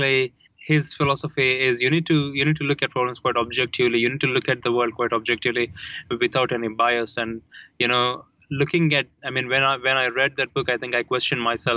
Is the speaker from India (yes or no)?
yes; India; I grew up in India, we read a lot of abstract philosophy in Hinduism